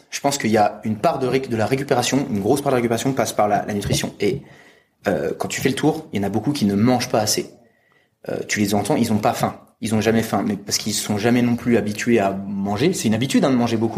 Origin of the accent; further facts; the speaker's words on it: France; je suis français, 25 ans